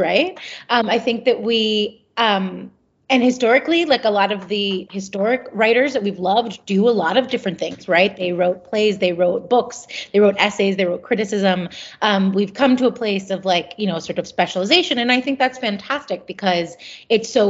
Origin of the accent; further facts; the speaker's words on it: Philadelphia, Pennsylvania, United States; growing up in Philadelphia. I really love Philadelphia because I think... Well, because it's my hometown